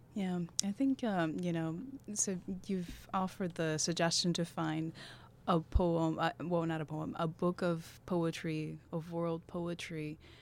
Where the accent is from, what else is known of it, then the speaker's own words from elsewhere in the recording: Havana, Cuba; we, we were both born and raised in Havana